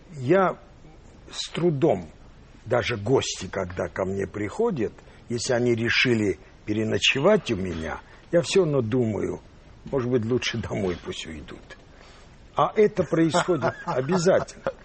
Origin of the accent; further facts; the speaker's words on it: Yerevan, Armenia; moved away; also born or lived in Russia / United States; я вырос в, в Армении, э, в Ереване